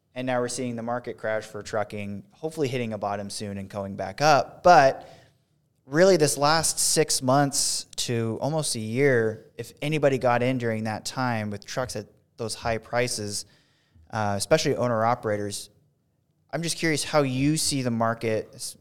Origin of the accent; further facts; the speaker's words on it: West Coast, United States; moved away; I'm from the West Coast a, and got moved out here